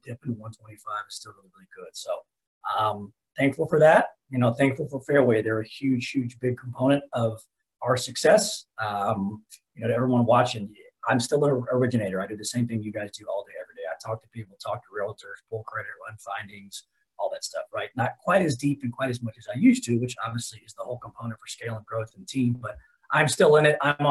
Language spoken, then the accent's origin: English; Dallas, Texas, United States; also born or lived in Lubbock, Texas; born and raised in Dallas